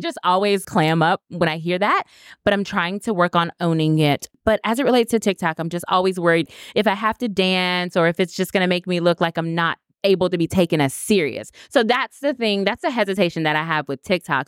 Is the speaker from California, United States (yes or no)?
no; Winter Haven, Florida, United States; now in Orlando, United States; I am from Winter Haven, Florida. I graduated from the University of Florida, so I'm a true Floridian